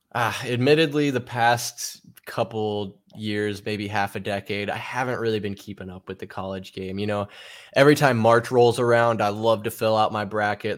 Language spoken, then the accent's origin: English; Arizona, United States; I was born and raised right here in Arizona